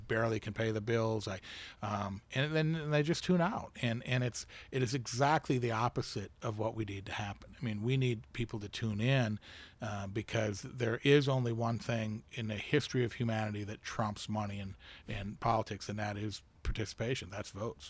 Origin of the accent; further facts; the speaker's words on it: United States; as an American who takes pride in America